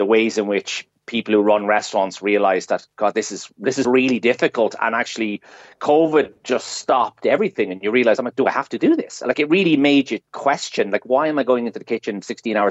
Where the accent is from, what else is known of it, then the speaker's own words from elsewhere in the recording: Ireland; as Irish people